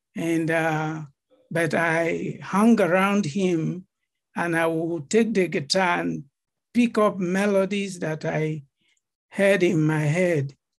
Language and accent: English; Benue, Nigeria; moved away as an adult; now in Atlanta, United States; I'm from Benue. Right. I've come to represent my state at a competition